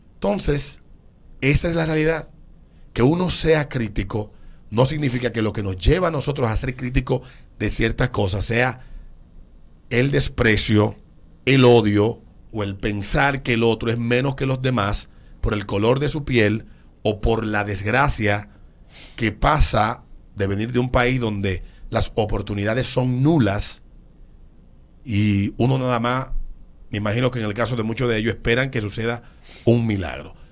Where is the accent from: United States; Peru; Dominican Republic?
Dominican Republic; como dominicano